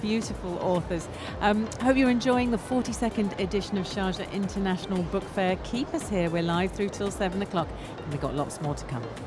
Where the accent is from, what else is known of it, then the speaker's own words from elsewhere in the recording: London, United Kingdom; moved away as an adult; now in United Arab Emirates; I'm an expat and I, and I obviously live here, um, but I come from London in the UK and I knew what Eid was before I, before I moved 15 years ago